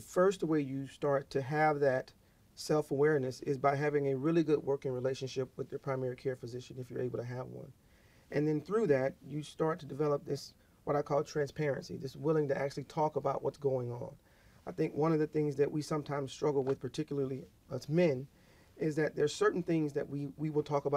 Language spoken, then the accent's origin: English; Georgia, United States; also born or lived in Milledgeville, Georgia / Decatur, Georgia / Texas; I'm a Georgia native. I was born in Milledgeville, Georgia.